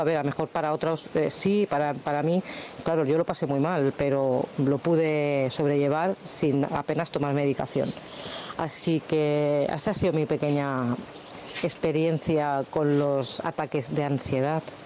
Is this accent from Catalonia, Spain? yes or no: yes; Badalona, Catalonia, Spain; Yo soy aquí de Badalona